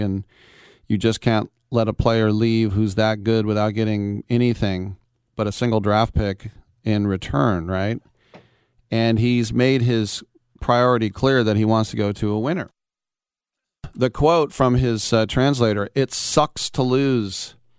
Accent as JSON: {"language": "English", "town": "Richmond", "region": "California", "country": "United States", "said": "I'm from Richmond. I went to Salesian and I played football at St. Mary's College."}